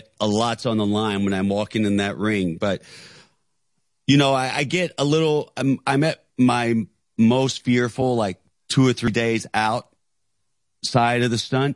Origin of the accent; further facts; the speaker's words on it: Knoxville, Tennessee, United States; South Knoxville, Tennessee